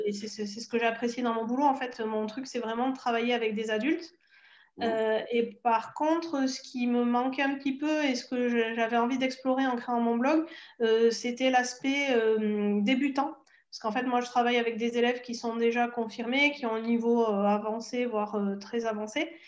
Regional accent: the South, southern France, France; accent: southern; j'ai l'accent du sud aussi, et je pense pas tout à fait du sud

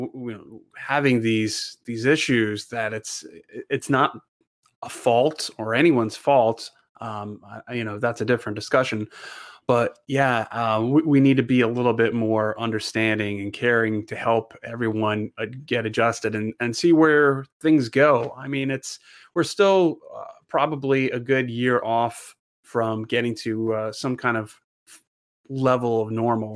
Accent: Florida, United States; I'm from Florida.

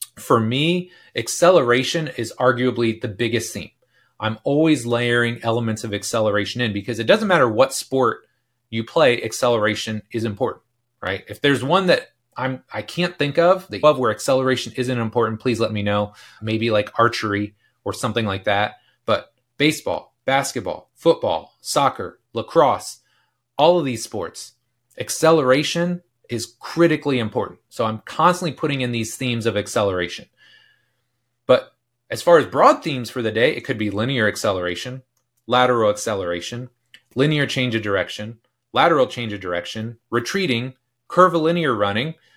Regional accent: Delaware County, Indiana, United States; I grew up in Delaware County, which is about an hour north of here

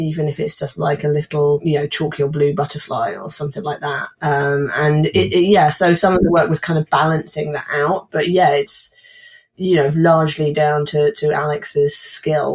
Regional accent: Somerset, South West England, United Kingdom; also born or lived in Wiltshire; Somerset, where we lived until I was 16, and Wiltshire, where my grandmother lived and we later moved

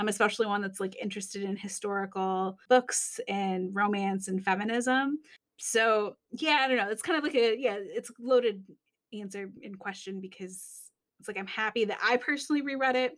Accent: Michigan, United States; I'm from Michigan

